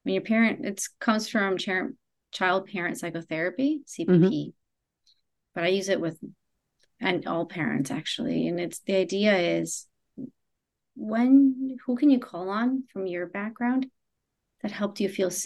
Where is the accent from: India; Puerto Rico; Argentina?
Argentina; I'm also from Argentina